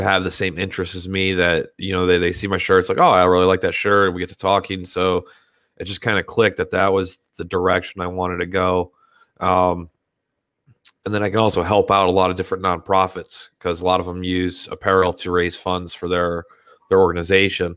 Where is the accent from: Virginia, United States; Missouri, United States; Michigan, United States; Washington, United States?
Michigan, United States; Detroit; moved away as an adult; also born or lived in Philadelphia, Pennsylvania; now in Pottstown, United States; I'm not actually originally from this area. I grew up in Detroit.